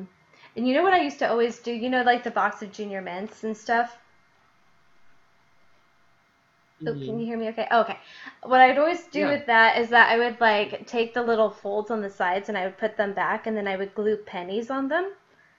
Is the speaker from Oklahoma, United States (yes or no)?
no; Illinois, United States; accent: Midwest; moved away; I lived in Illinois